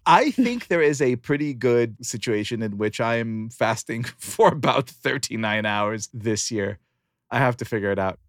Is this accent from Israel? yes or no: yes; Israel; moved away; I grew up in Israel